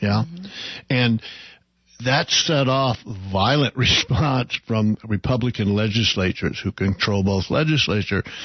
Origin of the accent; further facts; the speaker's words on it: Claremore, Oklahoma, United States; my hometown of Claremore